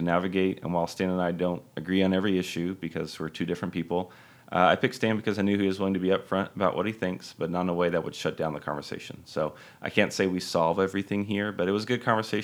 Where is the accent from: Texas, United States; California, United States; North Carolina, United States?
Texas, United States; Dallas; My hometown, Dallas